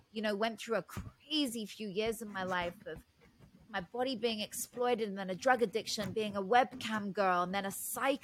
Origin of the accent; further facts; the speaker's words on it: Oxfordshire, South East England, United Kingdom; also born or lived in London; now in United States; So I grew up in Oxfordshire, which is in the countryside in England, in the UK. You can probably tell by the accent.